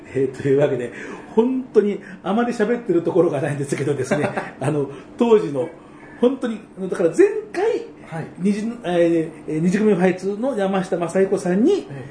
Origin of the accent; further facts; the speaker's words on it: Tokyo, Japan; 僕も、あの、東京生まれ、東京育ち